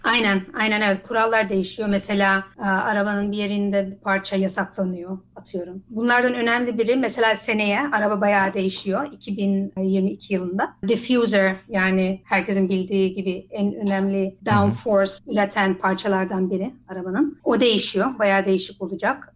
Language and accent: Turkish; Netherlands; also born or lived in Isparta, Turkey (family origin); ben Hollanda'da doğumluyum.